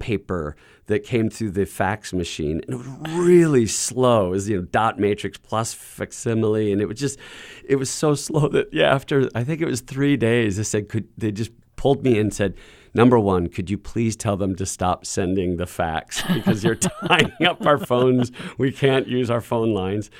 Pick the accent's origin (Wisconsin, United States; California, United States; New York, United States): Wisconsin, United States; moved away; I'm from Wisconsin, and I grew up in a town to where being a man was defined by that alpha male and construction and labor.